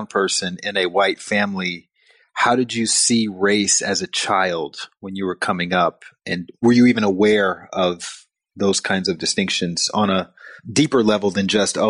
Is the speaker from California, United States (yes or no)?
no; Montgomery, Alabama, United States; So I grew up in Alabama, and in Montgomery, Alabama, which was the cradle of the Confederacy, it was the launching point for the modern day civil rights movement.